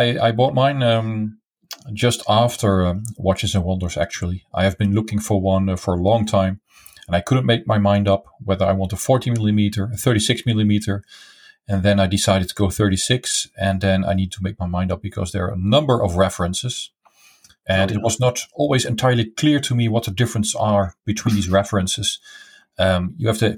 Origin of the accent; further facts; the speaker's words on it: eastern Netherlands, east of the Netherlands, Netherlands; I grew up in the east part of the Netherlands, near the German border